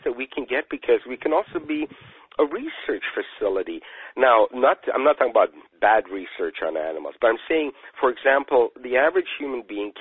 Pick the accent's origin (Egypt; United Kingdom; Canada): United Kingdom; moved away; being British